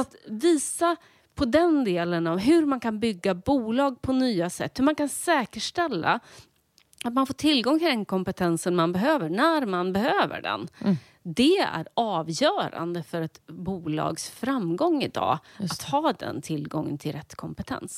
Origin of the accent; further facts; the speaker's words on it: Linköping, Östergötland, Sweden; Jag växte upp i Linköping